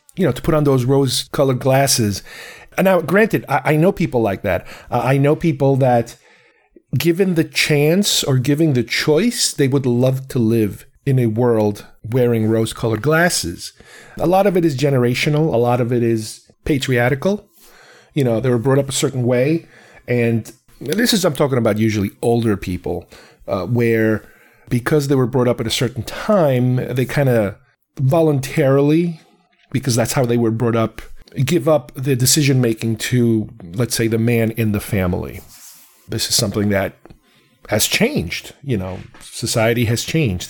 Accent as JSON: {"language": "English", "country": "United States", "tie": "born or raised there", "also_born_or_lived": "Uruguay", "said": "I was raised here. I came here when I was nine."}